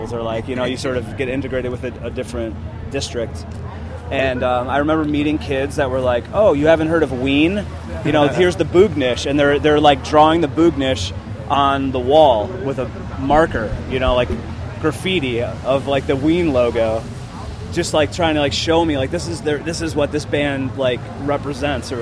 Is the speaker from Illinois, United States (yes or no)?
yes; Chicago, Illinois, United States; I'm from the area originally.